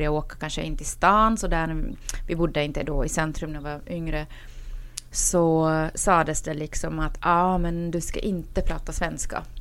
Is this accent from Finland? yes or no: yes; Finland; jag är dock inte svensk, eh, även om när jag växte upp i Finland eh, så var det så faktiskt att de finskspråkiga väldigt ofta eh, mobba oss.